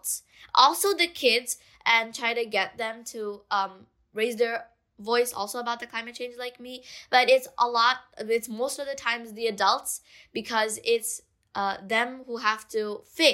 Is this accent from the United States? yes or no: no; Bangladesh; my own country, Bangladesh, I'm from Bangladesh